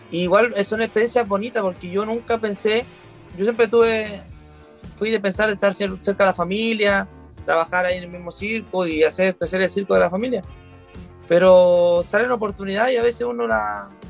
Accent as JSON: {"language": "Spanish", "town": "Viña del Mar", "region": "Valparaíso", "country": "Chile", "tie": "born there", "said": "yo nací en la ciudad de Viña del Mar. Y obviamente eh, la familia de nosotros es toda, la mayoría de Viña del Mar, eh, estamos radicados allá, pero nunca estamos allá."}